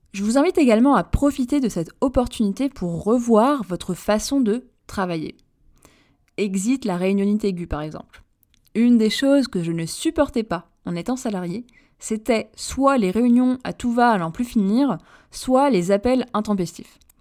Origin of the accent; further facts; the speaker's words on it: Paris, Île-de-France, France; je suis Parisienne également